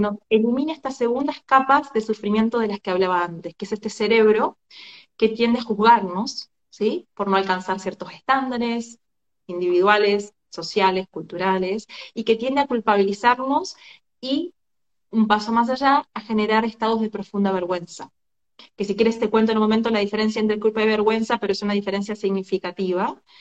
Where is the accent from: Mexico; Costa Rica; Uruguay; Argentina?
Argentina; moved away as an adult; now in Barcelona, Spain; soy de argentina, vivo hace unos siete meses aquí en Barcelona, España.